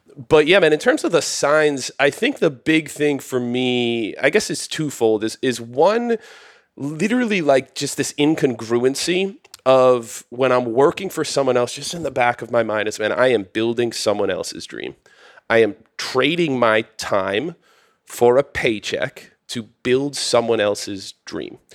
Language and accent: English; outside of Boston, Massachusetts, United States; moved away as an adult; now in Austin, United States; I come from Boston, Massachusetts, a little outside of Boston, Mass